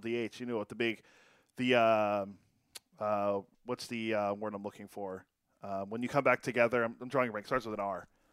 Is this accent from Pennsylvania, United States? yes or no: yes; Pittsburgh, Pennsylvania, United States; I grew up in Pittsburgh